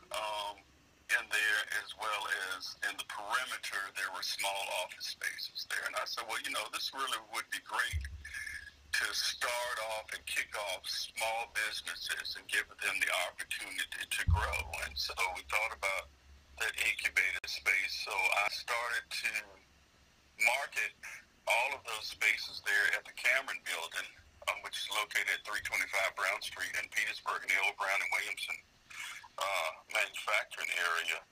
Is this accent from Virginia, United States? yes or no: yes; Richmond, Virginia, United States; moved away as an adult; I'm 63, but I grew up in Richmond. I moved here 20 years